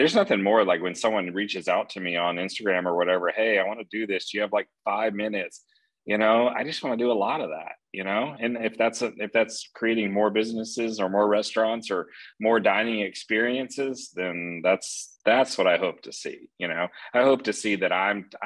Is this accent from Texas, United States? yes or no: yes; Texas, United States; now in Atlanta, United States; growing up in Texas